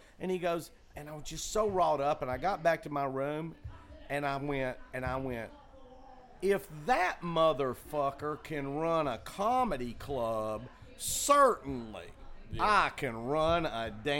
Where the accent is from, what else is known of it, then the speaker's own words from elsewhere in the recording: Chattanooga, Tennessee, United States; I grew up in Chattanooga.